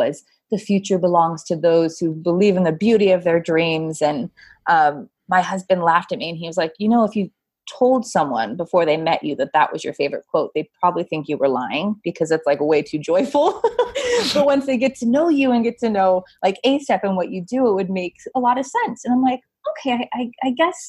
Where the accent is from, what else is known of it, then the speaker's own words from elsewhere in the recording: California, United States; moved away as an adult; now in New York, United States; I born and raised in California, went to school in California.